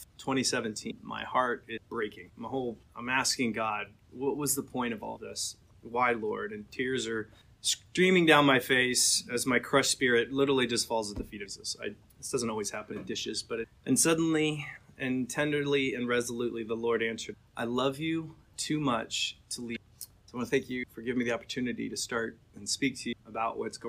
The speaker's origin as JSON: {"language": "English", "town": "Atlanta", "region": "Georgia", "country": "United States", "tie": "born or raised there", "said": "I grew up mostly in Atlanta."}